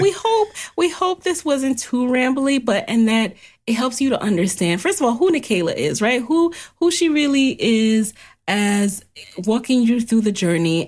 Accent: New York City, New York, United States; didn't have a car growing up in the city, growing up in the Bronx

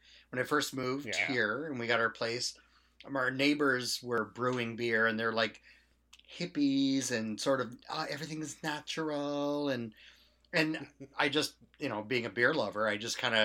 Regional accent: Okanagan, British Columbia, Canada; I grew up in the Okanagan

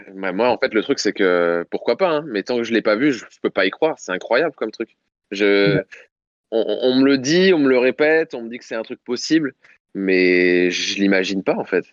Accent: Paris, Île-de-France, France; en tant que Parisien

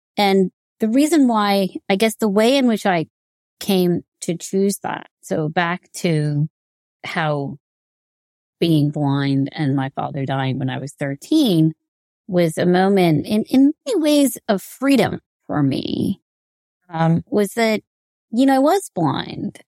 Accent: United States; me being Indian American

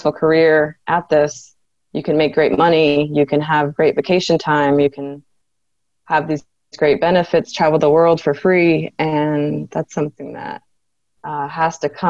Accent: San Diego, California, United States; My father did work at a shipyard as I was growing up in San Diego, California.

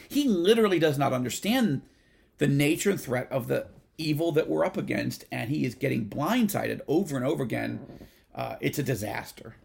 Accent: United States; also born or lived in Israel; I'm American. I'm Israeli.

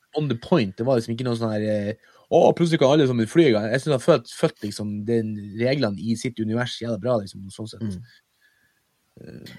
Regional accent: Mo i Rana, Nordland, Norway; moved away; når jeg bodde hjemme på Moa

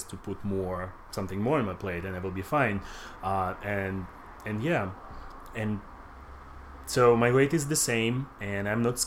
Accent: Russia; moved away as an adult; now in United States; I was growing up in Russia and I moved here 6 years ago in the United States.

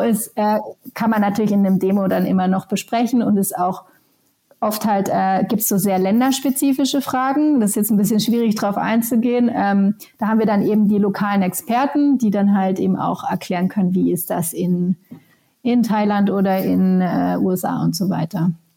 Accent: Germany; moved away as an adult; also born or lived in Helsinki, Finland; ich bin selber Deutsche, habe aber die letzten 17 Jahre tatsächlich auch in Finnland verbracht

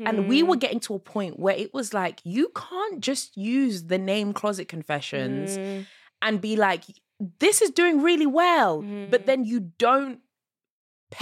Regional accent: Zimbabwe; I'm from Zimbabwe

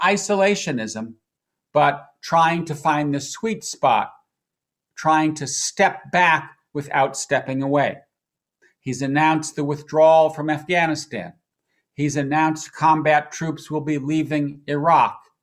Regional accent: United States; also born or lived in Washington, D.C.; an American who lived in Washington for the last four years

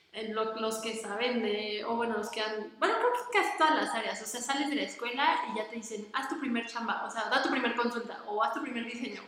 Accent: Toluca, State of Mexico, Mexico; yo nací aquí en Toluca, o sea, yo soy de Toluca, aquí he vivido toda mi vida

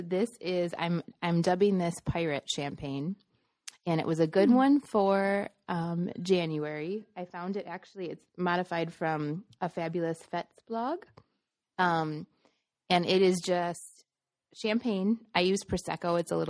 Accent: Midwest, United States; now in Arizona, United States; I am a former teacher and Midwesterner turned writer and Arizona desert dweller.

